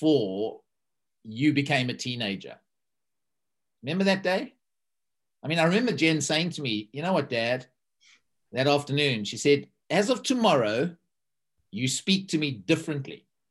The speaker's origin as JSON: {"language": "English", "country": "South Africa", "moved": "yes", "lives_now": "East Horsley, United Kingdom", "said": "a South African who lives in a little village in Surrey in East Horsley."}